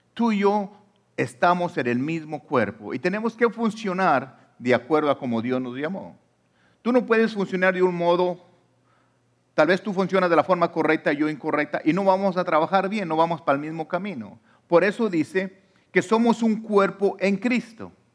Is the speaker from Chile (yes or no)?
no; Mexico; now in United States; yo soy mexicano o de la nacionalidad que tú seas, ah, aunque yo esté aquí en Estados Unidos